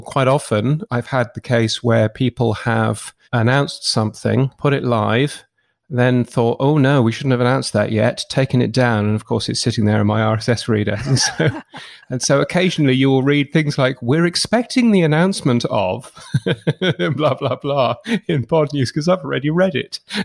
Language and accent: English; United Kingdom; I grew up in the U K, as you can tell from my ridiculous accent